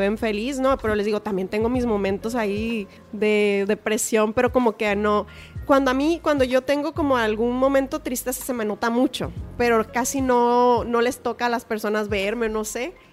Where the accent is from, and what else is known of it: Culiacán, Sinaloa, Mexico